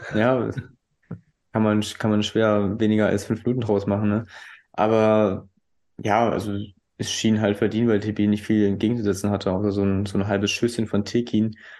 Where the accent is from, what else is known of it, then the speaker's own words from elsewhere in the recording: Weißenfels, Saxony-Anhalt, Germany; moved away; Liebe Grüße in meine alte Heimat